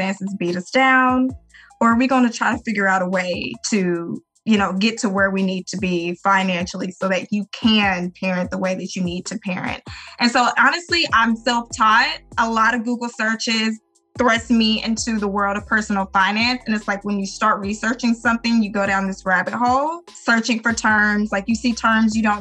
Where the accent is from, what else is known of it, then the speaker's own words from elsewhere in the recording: Arkansas, United States; we are from Little Arkansas, you know, small country state